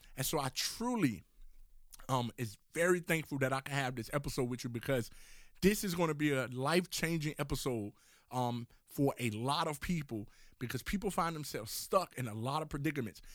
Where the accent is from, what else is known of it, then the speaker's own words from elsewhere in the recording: Miami, Florida, United States; moved away as an adult; also born or lived in Oklahoma City; growing up in Miami, Florida, I'm going off to college, living in Oklahoma City